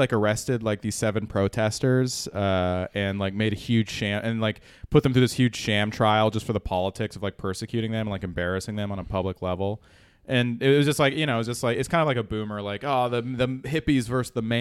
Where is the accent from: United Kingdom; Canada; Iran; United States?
United States; Bay Area, California; growing up in the Bay Area